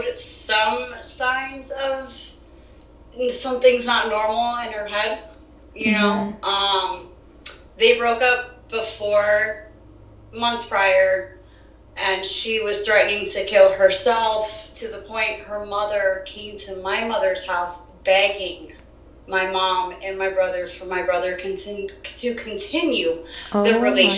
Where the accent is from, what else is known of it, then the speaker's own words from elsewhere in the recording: South Florida, United States; I'm born and raised in South Florida